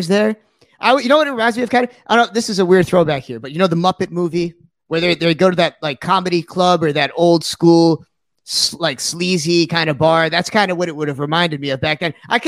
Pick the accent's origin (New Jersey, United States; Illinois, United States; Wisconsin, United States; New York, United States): New York, United States; Sag Harbor; I grew up in Sag Harbor